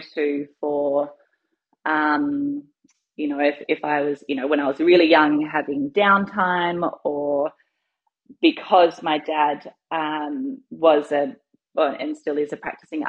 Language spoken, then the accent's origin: English; Australia; So yes, I am Australian born. My family comes from New Zealand, so we're Māori. So I've got, I guess, a dual heritage. So I grew up in Australia